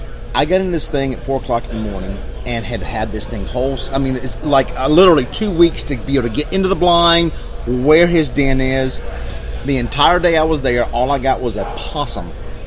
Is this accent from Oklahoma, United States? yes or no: yes; Oklahoma, United States; also born or lived in Blytheville, Arkansas; We're from Oklahoma.